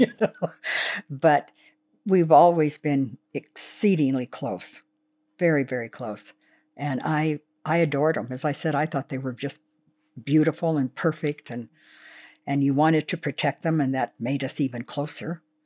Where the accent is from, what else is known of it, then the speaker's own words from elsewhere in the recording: Los Angeles, California, United States; also born or lived in Oklahoma; I was born in Oklahoma at my grandfather's farm, and, uh, then I moved to Los Angeles when we were two, and I was raised in the Los Angeles area